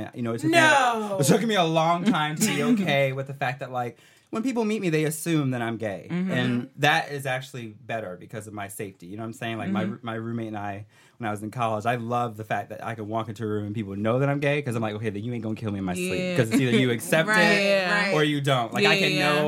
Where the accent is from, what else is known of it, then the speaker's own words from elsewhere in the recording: Connecticut, United States; I'm from Connecticut, so I went to predominantly white schools